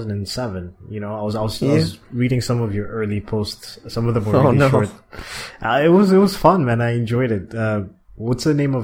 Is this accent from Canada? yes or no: yes; Toronto, Ontario, Canada; moved away as an adult; now in China; I said, hey man, I'm from Toronto.